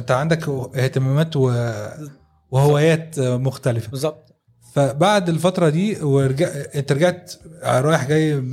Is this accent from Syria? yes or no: no; Egypt; احنا يعني كمصريين